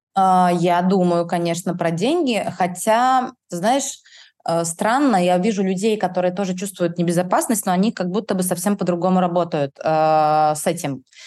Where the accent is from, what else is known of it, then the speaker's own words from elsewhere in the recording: Kaliningrad, Kaliningrad Oblast, Russia; я из Калининграда